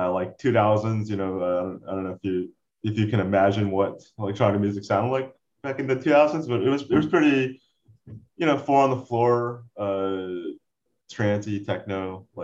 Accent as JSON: {"language": "English", "town": "Port St. Lucie", "region": "Florida", "country": "United States", "tie": "born or raised there", "also_born_or_lived": "Orlando, Florida", "said": "Port St. Lucie, is where I grew up"}